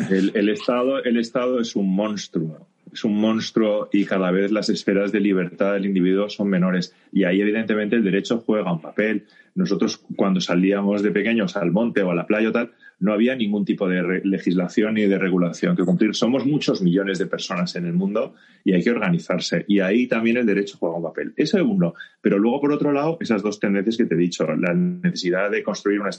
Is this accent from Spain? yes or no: yes; Barcelona, Catalonia, Spain; Yo soy de Barcelona